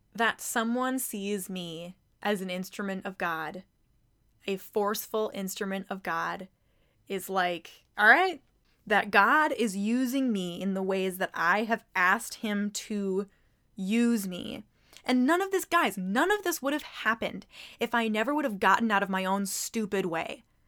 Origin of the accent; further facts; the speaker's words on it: Mankato, Minnesota, United States; I am from Mankato, Minnesota